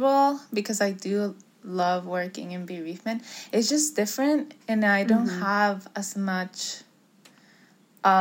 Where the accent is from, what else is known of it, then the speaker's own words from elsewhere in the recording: Puerto Rico; now in Florida, United States; I grew up in Puerto Rico